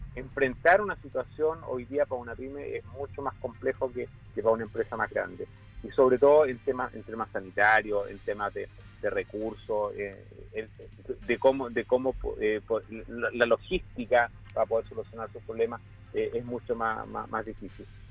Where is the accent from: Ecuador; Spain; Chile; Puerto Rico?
Chile; como chilenos